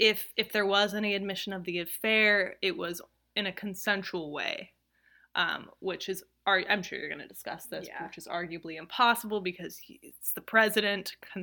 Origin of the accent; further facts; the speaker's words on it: the South, United States; I'm from the South, okay? I'm allowed to do this.